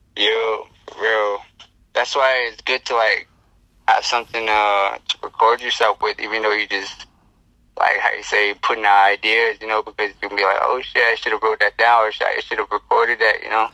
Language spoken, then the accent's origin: English; Navajo Nation, United States; I'm I'm from like the Navajo Nation. I'm I'm Native American. So I'm from the Reds, you know. Oh, so Navajo Nation's where I come from here.